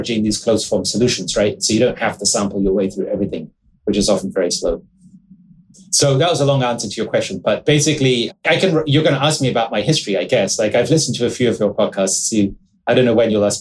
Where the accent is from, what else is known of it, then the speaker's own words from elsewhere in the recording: England, United Kingdom; I grew up in England.